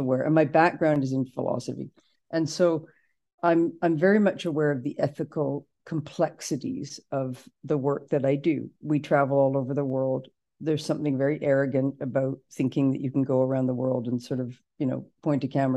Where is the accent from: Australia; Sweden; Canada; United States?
Canada; we're from Canada